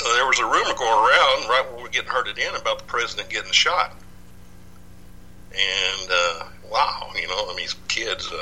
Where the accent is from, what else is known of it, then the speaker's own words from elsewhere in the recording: Dallas, Texas, United States; also born or lived in Michigan; I'm originally from Dallas. Actually, I was born in Michigan of all places, but our family moved to Dallas about 1 year after I was born. But anyway, I grew up in Dallas